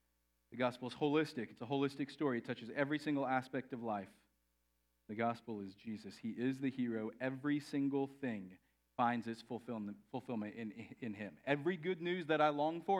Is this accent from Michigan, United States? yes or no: no; Texas, United States; I grew up in Texas.